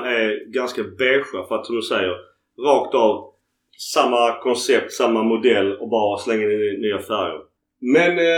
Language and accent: Swedish; Sweden; Vi är ett gäng från Sverige som är ner.